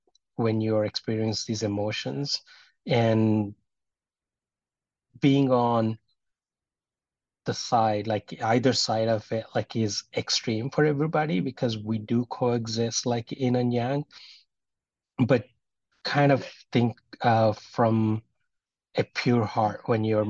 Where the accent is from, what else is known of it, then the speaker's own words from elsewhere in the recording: India; from where I'm from Indian Hinduism